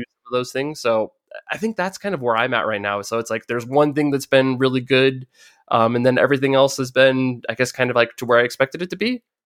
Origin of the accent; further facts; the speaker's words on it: United States; growing up in America